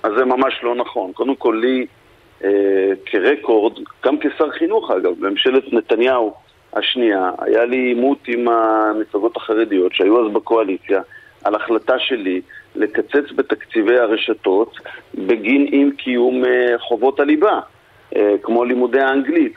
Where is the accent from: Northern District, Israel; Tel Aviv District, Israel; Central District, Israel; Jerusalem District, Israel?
Tel Aviv District, Israel; Tel Aviv; אני תל אביבי